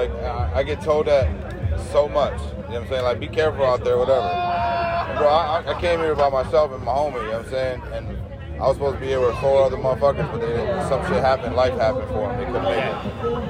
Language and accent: English; Chicago, Illinois, United States; I'm from Chicago.